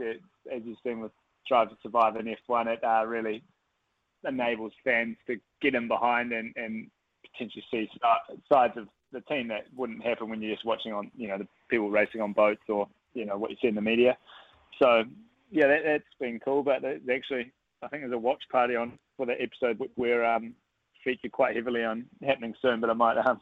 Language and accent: English; New Zealand; as a Kiwi